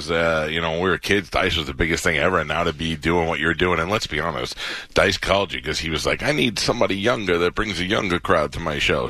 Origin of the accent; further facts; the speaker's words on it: New York City, New York, United States; I'm from Staten Island